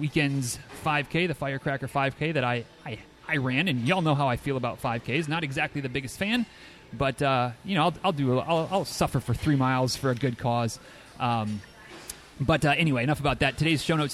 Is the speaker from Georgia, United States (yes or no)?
no; Manistee, Michigan, United States; moved away; my alma mater of Manistee High School